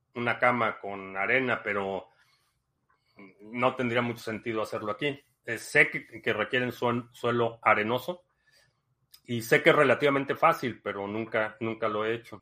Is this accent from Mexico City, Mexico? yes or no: yes; Mexico City, Mexico; me considero chilango